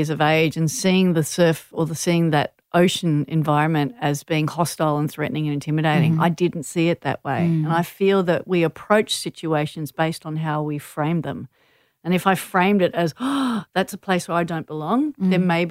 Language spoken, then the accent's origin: English; Manly, New South Wales, Australia; growing up in Manly, I had the distinct advantage of being surrounded by world champion surfers.